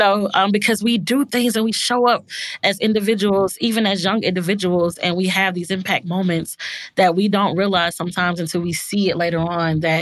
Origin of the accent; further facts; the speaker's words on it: Birmingham, Alabama, United States; when I was growing up in Birmingham